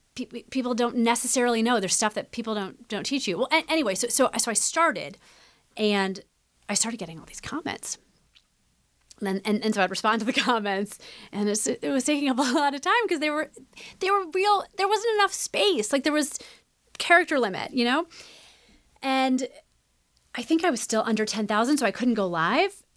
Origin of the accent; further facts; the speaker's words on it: Midwest, United States; growing up in the Midwest